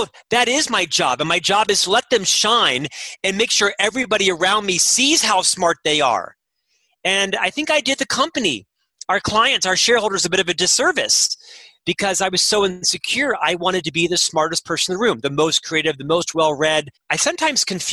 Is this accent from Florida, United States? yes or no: yes; Florida, United States; now in Utah, United States; I'm from Florida, and a little bit of swagger, right? Kind of the East Coast mentality and such. And when I moved to Utah